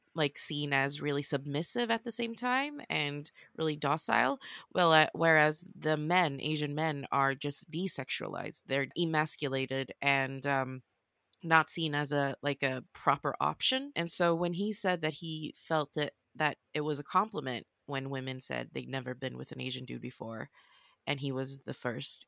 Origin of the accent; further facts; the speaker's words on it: Sweden; moved away as an adult; now in London, United Kingdom; I have Swedish because I'm born and raised in Sweden